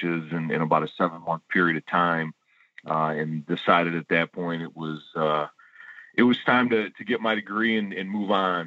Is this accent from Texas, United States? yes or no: no; Warren, Michigan, United States; I grew up in Warren, Michigan